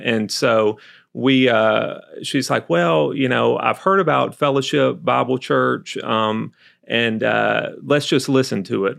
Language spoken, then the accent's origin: English; Albany, Georgia, United States; accent: southern; moved away; born and raised in Albany, Georgia, went to, um, school there, undergrad there